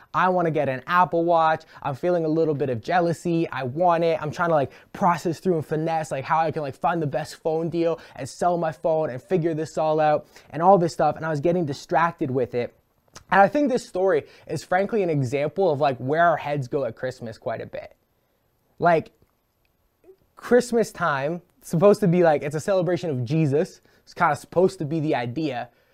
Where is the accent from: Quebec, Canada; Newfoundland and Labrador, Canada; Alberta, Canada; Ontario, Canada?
Ontario, Canada; Brantford; my hometown of Brantford